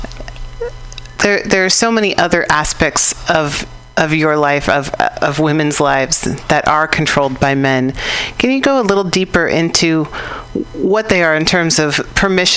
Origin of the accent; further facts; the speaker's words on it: United States; I know as an American how to do things behind my parents' back